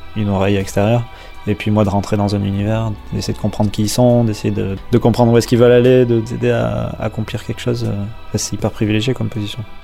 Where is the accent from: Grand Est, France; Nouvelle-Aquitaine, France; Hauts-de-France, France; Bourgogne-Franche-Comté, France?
Nouvelle-Aquitaine, France; Dax; also born or lived in Basque Country; je suis né à Dax, pas très loin